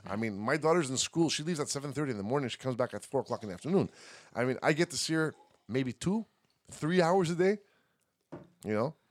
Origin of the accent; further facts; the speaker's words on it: Montreal, Quebec, Canada; moved away as an adult; now in Greece; we grew up here in Montreal.